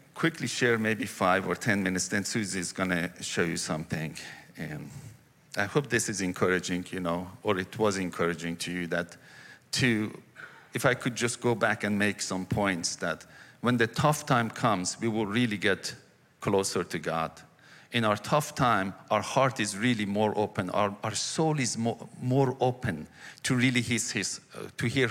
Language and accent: English; Iran; moved away as an adult; also born or lived in Cyprus; now in United States; I grew up in Iran.